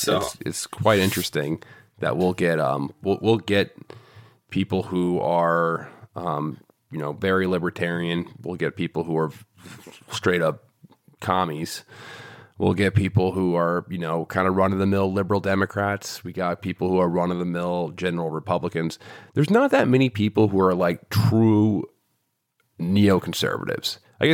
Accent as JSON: {"language": "English", "region": "New York", "country": "United States", "said": "I'm from New York and I knew people who died in 9/11."}